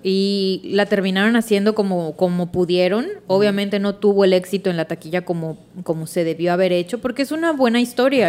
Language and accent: Spanish; Mexico; Somos americano, mexicano